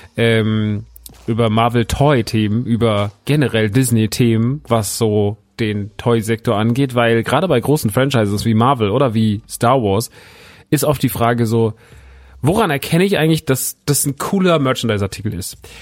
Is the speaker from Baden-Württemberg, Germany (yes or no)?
no; Aschaffenburg, Bavaria, Germany; ich komme ja aus Aschaffenburg, wohne ja in Aschaffenburg